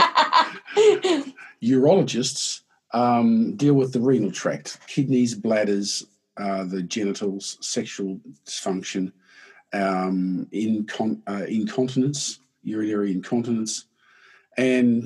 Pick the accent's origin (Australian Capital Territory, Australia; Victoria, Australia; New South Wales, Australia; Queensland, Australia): Queensland, Australia; Brisbane; I was born in Brisbane